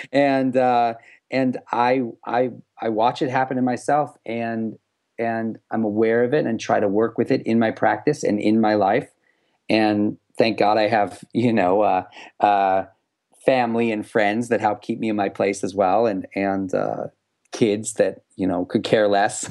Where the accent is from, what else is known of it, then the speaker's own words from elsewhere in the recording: United States; as American Jewish kid sort of, you know, growing up in this, this era